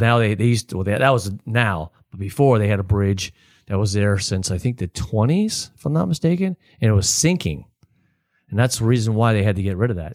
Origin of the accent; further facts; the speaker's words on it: Palm Harbor, Florida, United States; also born or lived in Texas; I grew up in Spanish Oaks